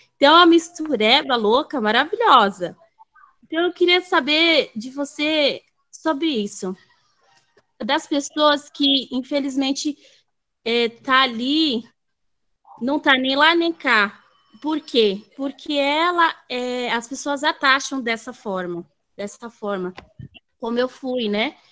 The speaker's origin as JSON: {"language": "Portuguese", "region": "Bahia", "country": "Brazil", "tie": "born or raised there", "also_born_or_lived": "São Paulo", "moved": "yes", "said": "Eu, eu fui criada, nasci na Bahia e fui criada entre Bahia e São Paulo."}